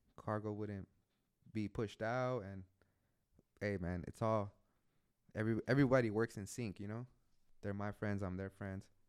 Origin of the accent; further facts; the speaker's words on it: San Pedro, California, United States; now in Oakland, United States; I was born and raised in San Pedro